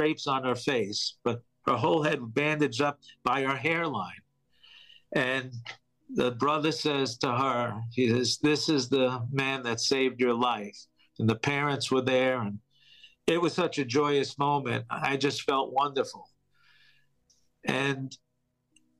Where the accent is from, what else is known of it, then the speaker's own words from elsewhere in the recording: New York, United States; I'm from New York, I had many friends working in those buildings